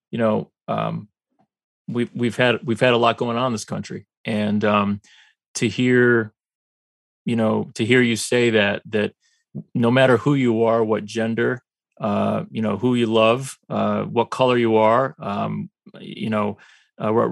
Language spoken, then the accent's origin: English; United States; I am a, I'm an American of color.